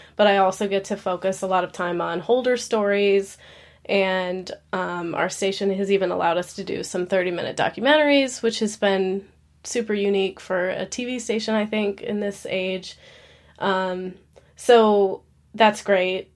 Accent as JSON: {"language": "English", "region": "Alaska", "country": "United States", "tie": "born or raised there", "moved": "as an adult", "lives_now": "Nashville, United States", "said": "I'm born and raised in Alaska"}